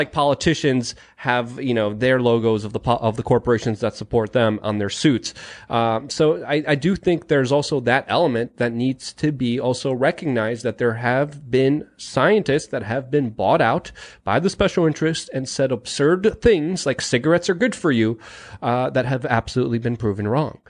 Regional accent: New York City, New York, United States; born or raised there

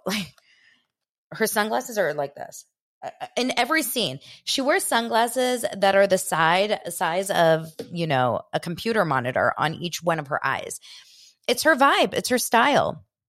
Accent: West Hollywood, California, United States; I grew up in West Hollywood

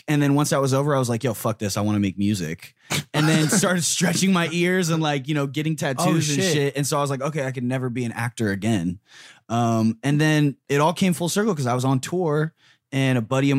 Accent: Riverside, California, United States; I grew up in Riverside, which is like an hour and a half away from here.

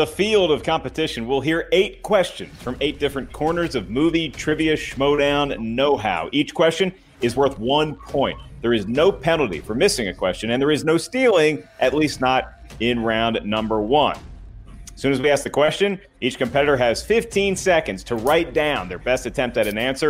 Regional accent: the South, United States; I'm from the South.

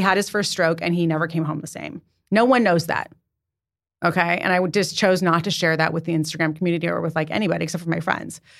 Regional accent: Santa Barbara, California, United States; also born or lived in San Diego; now in New York City, United States; I was raised in Santa Barbara

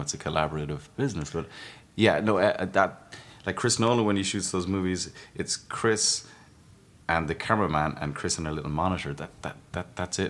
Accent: Ireland; as an Irishman to make a, a film about my country, um, and, and and actually my county where I grew up

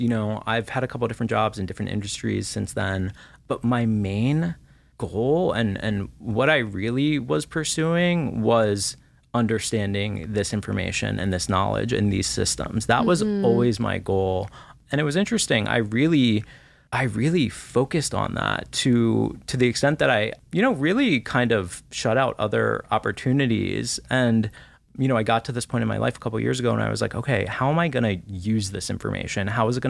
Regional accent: Washington, D.C., East Coast, United States; You know, I grew up on the East Coast, right around Washington, D.C.

